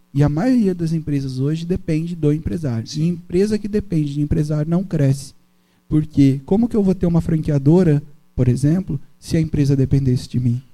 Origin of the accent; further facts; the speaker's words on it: Brazil; also born or lived in Brasília; eu sou nascido em Itagaçaba